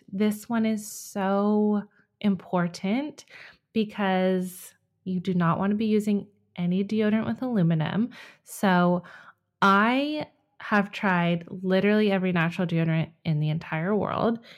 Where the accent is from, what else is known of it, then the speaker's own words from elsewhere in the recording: California, United States; moved away; When we moved to Ohio from my home state of California two years ago, we enrolled Jack in preschool.